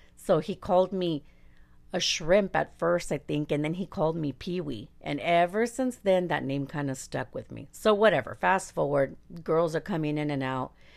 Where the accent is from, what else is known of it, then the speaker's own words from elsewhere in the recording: La Puente, California, United States; first language Spanish; English is a second language; I'm from La Puente